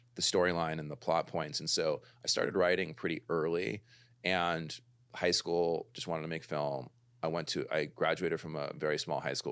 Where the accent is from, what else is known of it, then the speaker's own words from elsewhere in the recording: Los Angeles, California, United States; also born or lived in London / New York; I'm like a total L A baby. I grew up in the Valley